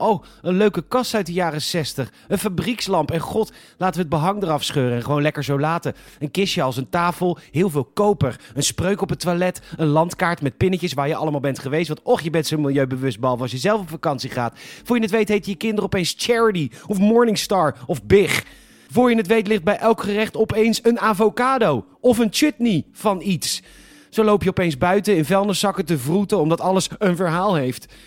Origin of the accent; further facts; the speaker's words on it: Netherlands; We zijn als Nederlanders zo trots op onze service